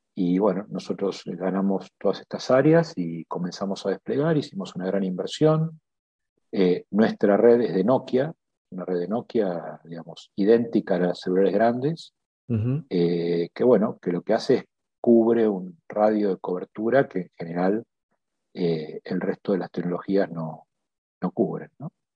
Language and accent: Spanish; Argentina; todos eh, accionistas somos eh, de carne y hueso argentinos